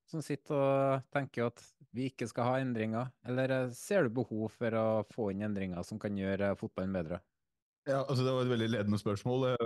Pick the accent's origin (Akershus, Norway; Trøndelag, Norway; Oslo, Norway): Trøndelag, Norway; Jeg er trønder, så jeg